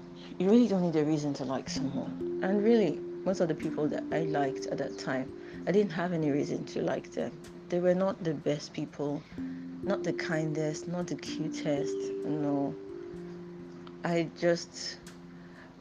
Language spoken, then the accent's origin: English; Nigeria; I used to read like way too much for my age as a Nigerian at that time